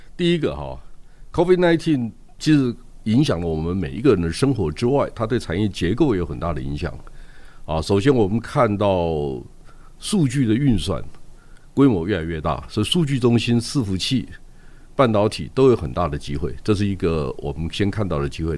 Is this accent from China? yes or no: no; Yilan County, Taiwan; 我是宜兰人